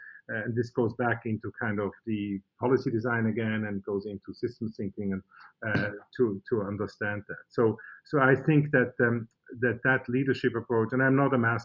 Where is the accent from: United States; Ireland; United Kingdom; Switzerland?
Switzerland; moved away; in Switzerland, I'm from Switzerland